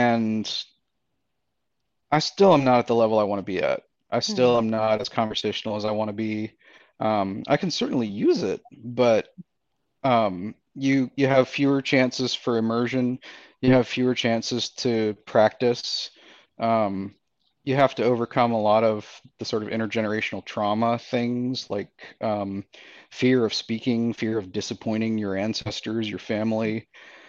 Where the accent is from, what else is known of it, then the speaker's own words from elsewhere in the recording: Birmingham, Alabama, United States; I'm a citizen of the Eastern Band of Cherokee Indians. I was brought up in Birmingham, Alabama, because my mother left the Quala boundary when she was 14 to escape some sort of bad family circumstances. And I was raised in Alabama.